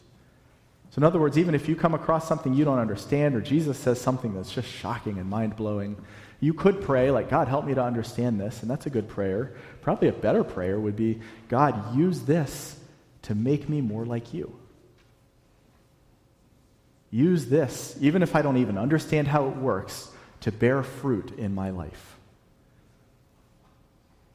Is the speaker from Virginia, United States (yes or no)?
yes; Virginia, United States; moved away as an adult; also born or lived in North Carolina / the South; now in New England, United States; I grew up in Virginia, and then I lived in North Carolina for almost a decade, and we moved up here